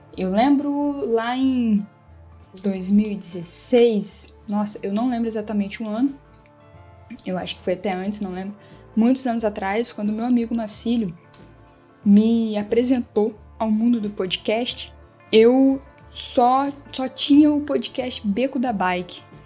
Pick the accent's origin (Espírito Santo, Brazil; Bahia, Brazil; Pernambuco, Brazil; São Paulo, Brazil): Espírito Santo, Brazil; Mimoso do Sul; eu sou aqui de Mimoso do Sul, a cidade no sul do Espírito Santo